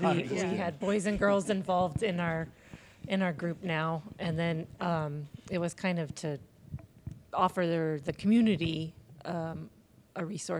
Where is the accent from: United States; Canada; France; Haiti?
United States; also born or lived in Ventura County, California / Snohomish County, Washington; I grew up in Ventura County, California, and Snohomish County, Washington State.